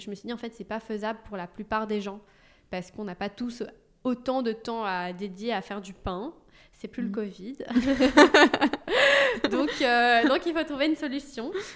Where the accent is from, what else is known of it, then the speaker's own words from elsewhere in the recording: Belgium; moved away as an adult; also born or lived in London; now in Paris, France; je suis belge donc en Belgique